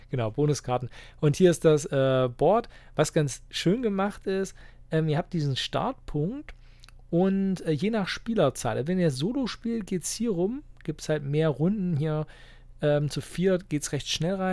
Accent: Halberstadt, Saxony-Anhalt, Germany; die ich bei mir in meiner Heimatstadt und Wohnort Halberstadt mache

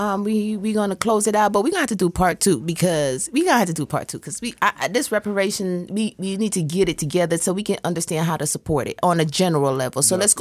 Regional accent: Jamaica; now in United States; I came all the way from Jamaica

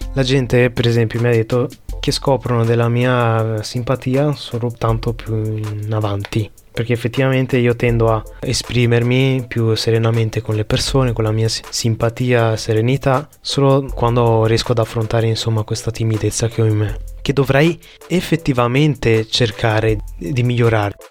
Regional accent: Vietnam; sono vietnamita

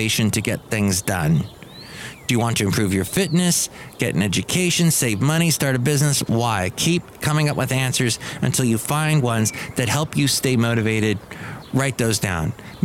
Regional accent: California, United States; longtime Californian here, growing up in California

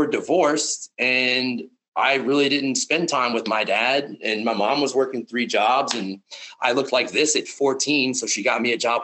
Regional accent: South Louisiana, United States; I grew up in South Louisiana

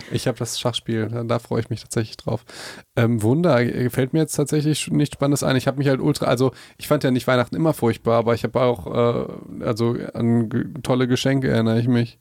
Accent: Hagen, North Rhine-Westphalia, Germany; bei uns in Hagen

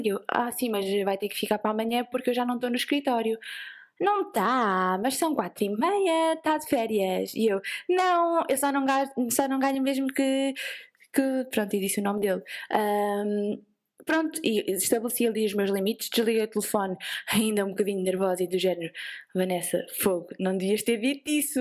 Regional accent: Vieira de Leiria, Centro, Portugal; eu sou da Vieira, para quem não sabe é perto da praia, então nós falamos a cantar e assim um bocado à ah, peixeira

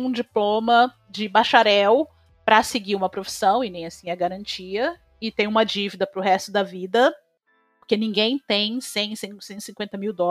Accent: Brazil; accent: Brazilian; now in United States; O, o meu sotaque, e eu não sei se é porque eu já morei em outros lugares também, daqui dos Estados Unidos, então eu já peguei vários sotaques americanos diferentes. E o meu sotaque, e o sotaque brasileiro em geral

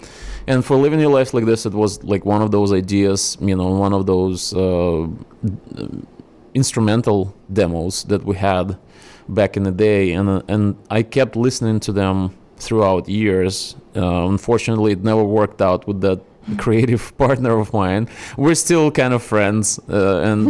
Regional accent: Chelyabinsk, Chelyabinsk Oblast, Russia; English is a second language; moved away as an adult; now in United States; I'm not from Moscow, I'm from a city called Chelyabinsk

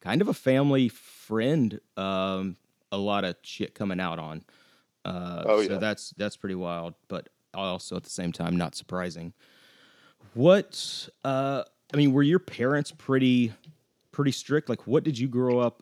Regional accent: the South, United States; moved away as an adult; also born or lived in Atlanta, Georgia / Florida; I was born in Atlanta and only lived in Georgia and Florida until I moved here.

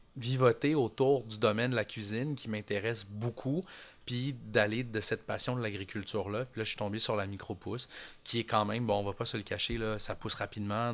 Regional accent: Montreal, Quebec, Canada; je, suis né à Montréal, j'ai grandi là-bas

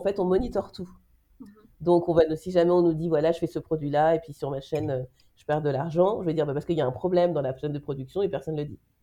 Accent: France; now in Belgium; moi je suis française en Belgique

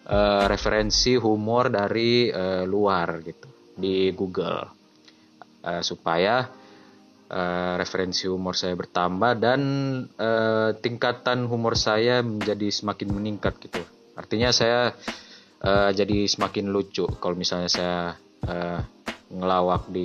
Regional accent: Luwuk, Central Sulawesi, Indonesia; di daerah saya di Luwuk kayaknya saya jarang lihat telur kayak gitu

